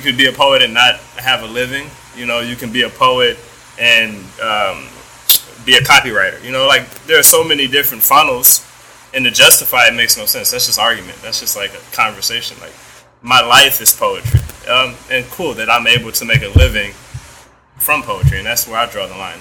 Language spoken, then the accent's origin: English; United States; being American and being brought up in this economy